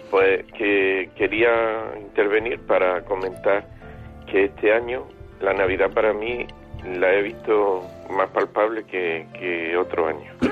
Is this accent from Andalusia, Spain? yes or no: yes; Granada, Andalusia, Spain; moved away as an adult; now in Almería, Spain; soy de Granada, aunque vivo, resido en Almería desde hace muchos años.